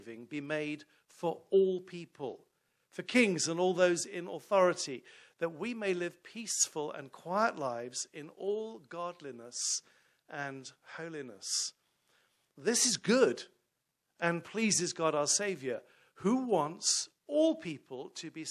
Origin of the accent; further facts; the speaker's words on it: London, United Kingdom; now in York Region, Canada; I'm from London, England